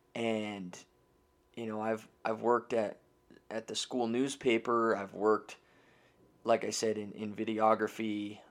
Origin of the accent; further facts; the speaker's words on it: Denver, Colorado, United States; now in Loveland, United States; I was born and raised right here in the Denver metro area, so I am a real native.